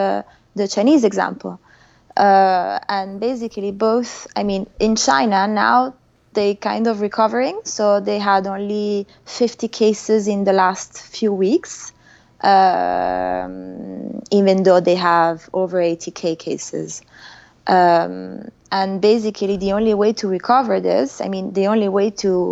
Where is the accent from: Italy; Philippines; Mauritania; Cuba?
Italy; Milan, Lombardy; now in Paris, France; I'm from Milan